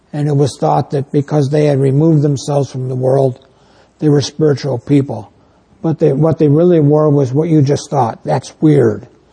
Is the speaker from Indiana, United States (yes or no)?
no; New York, United States; now in northern Illinois, United States; I come from New York State